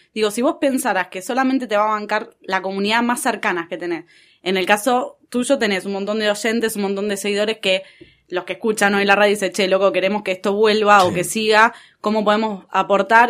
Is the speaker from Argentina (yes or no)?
yes; Argentina